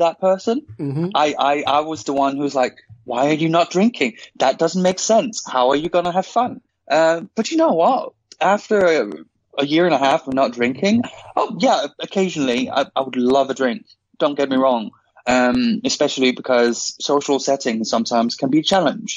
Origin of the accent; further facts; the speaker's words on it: Denmark; moved away; I'm originally from Denmark